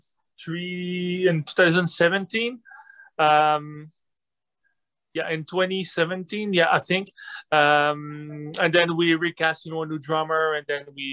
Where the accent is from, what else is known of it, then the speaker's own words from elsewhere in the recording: Quebec City, Quebec, Canada; Quebec City. It's pretty cold